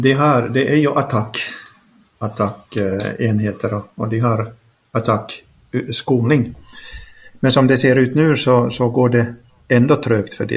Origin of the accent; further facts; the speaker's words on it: Finland; first language Swedish; also born or lived in Norway; now in Ukraine; Finskt passport, svenskt modersmål